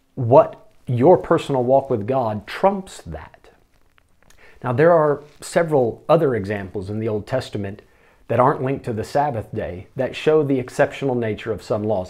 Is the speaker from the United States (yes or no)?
yes; United States; moved away; me as an American